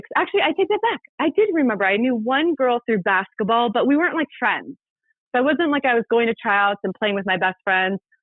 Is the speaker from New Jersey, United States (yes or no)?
no; Ventura, California, United States; my sister made the high school volleyball team in my hometown of Ventura